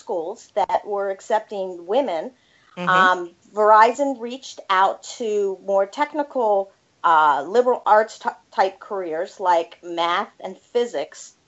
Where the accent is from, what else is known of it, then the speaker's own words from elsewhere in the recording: Annapolis, Maryland, United States; also born or lived in Massachusetts; I am actually originally from the Annapolis, Maryland area